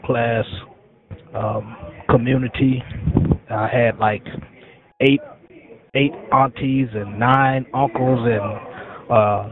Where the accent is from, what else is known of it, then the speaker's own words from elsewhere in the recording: Gary, Indiana, United States; My childhood, I grew up in Gary, Indiana, in a single-parent home